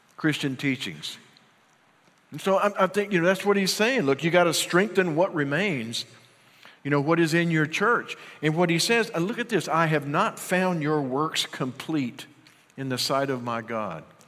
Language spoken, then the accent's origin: English; Union, United States; moved away; Every time I go back home to Union, my hometown